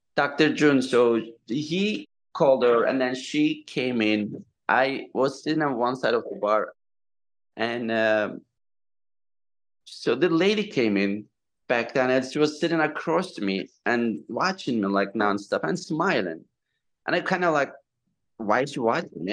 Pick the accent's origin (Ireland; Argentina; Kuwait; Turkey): Turkey; English is a second language; moved away as an adult; also born or lived in Southampton, New York; now in United States; I'm from Turkey. So I came 2002